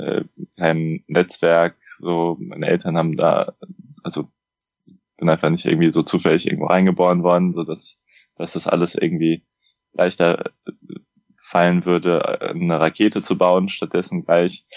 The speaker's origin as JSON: {"language": "German", "town": "Frankfurt am Main", "region": "Hesse", "country": "Germany", "also_born_or_lived": "Munich", "said": "ich bin 29, äh, komme aus Frankfurt am Main"}